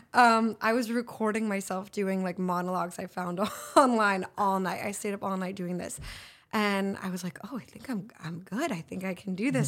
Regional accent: Los Angeles, California, United States; I'm from here, L A.

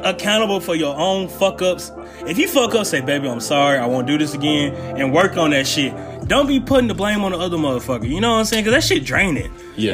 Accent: Mississippi, United States

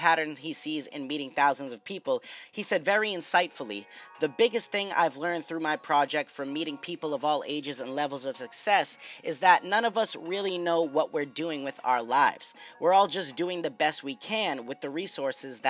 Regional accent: New England, United States; I am from New England

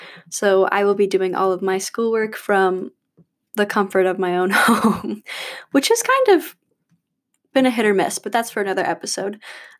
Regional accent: Battle Creek, Michigan, United States; now in Chapel Hill, United States; But I'm originally from Battle Creek, Michigan, so I'm a Midwest girl.

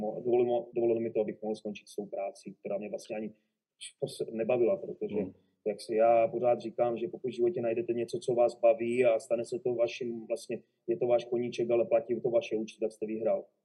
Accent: Moravia, Olomouc Region, Czechia; moved away as an adult; also born or lived in Zábřeh / Spain; now in Vancouver, Canada; pocházím z Moravy, kousek od Závodu na Moravě, kde jsem začal eh, v malé vesnici jménem Bibicku eh, s fotbalem v 9 jsem přestoupil do Zábřehu na Moravě, ve 14 mě asi dva Olomouc, kde jsem vydržel do 21

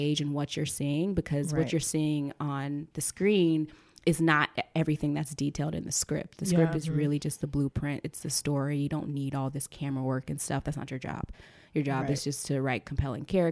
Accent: Charlotte, North Carolina, United States; moved away as an adult; now in Los Angeles, United States; growing up in North Carolina, you don't know a lot of screenwriters

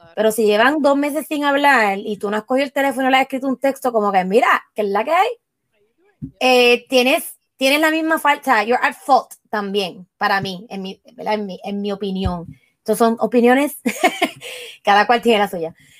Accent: Puerto Rico; moved away; como puertorriqueño y como latino

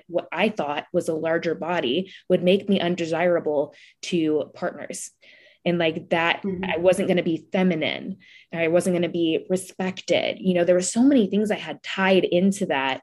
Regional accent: Midwest, United States; I'm from the Midwest

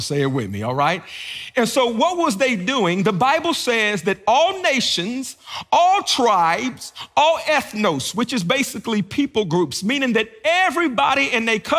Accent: Beckley, West Virginia, United States; moved away as an adult; also born or lived in Washington, D.C.; now in Gainesville, United States; I grew up in Southern West Virginia

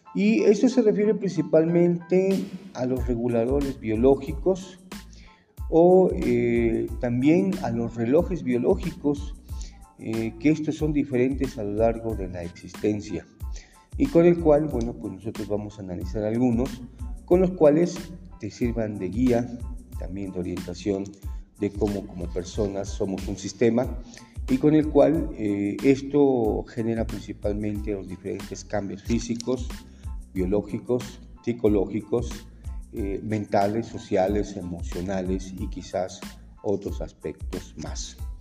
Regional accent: Mexico; nuestra psicología como mexicanos

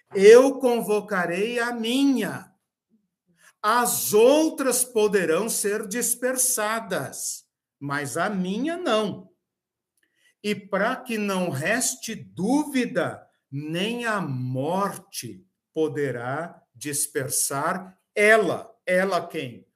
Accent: Curitiba, Paraná, Brazil; como nós, né, brasileiros, curitibanos

